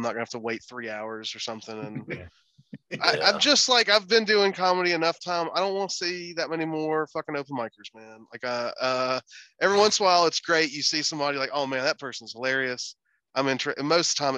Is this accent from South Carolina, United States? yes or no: yes; Greenwood, South Carolina, United States; now in Atlanta, United States; I'm from Greenwood, South Carolina originally